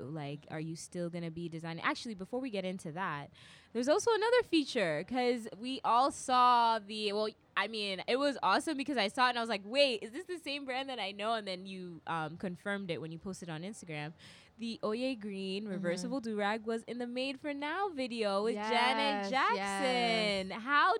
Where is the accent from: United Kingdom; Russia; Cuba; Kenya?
Kenya; Like, both of us, you know, I'm Kenyan, you're Nigerian.